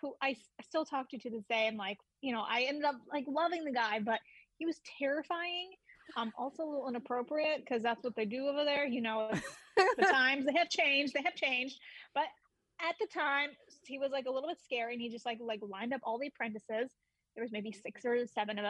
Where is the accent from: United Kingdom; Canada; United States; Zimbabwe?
United States; Cherry Hill, New Jersey; growing up in Cherry Hill